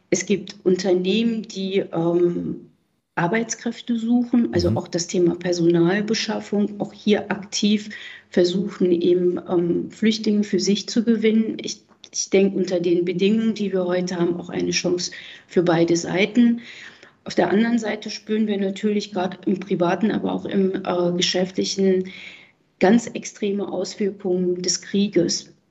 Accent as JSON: {"language": "German", "region": "Berlin", "country": "Germany", "said": "Ich selber habe ja eben gesagt, bin aus Berlin und ich war die Tage am Berliner Hauptbahnhof und habe es mit eigenen Augen gesehen."}